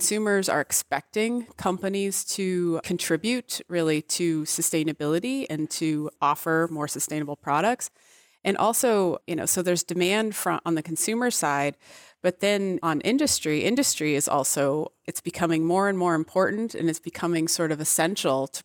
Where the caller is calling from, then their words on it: Massachusetts, United States; I am in New England. I am just north of Boston.